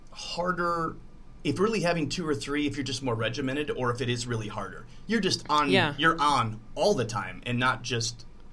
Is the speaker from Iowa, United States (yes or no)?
yes; Dubuque, Iowa, United States; I'm from Dubuque originally, and so is my ex-wife.